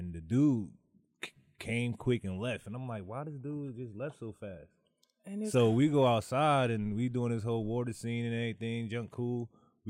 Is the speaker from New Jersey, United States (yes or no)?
yes; New Jersey, United States; moved away as an adult; I'm from Jersey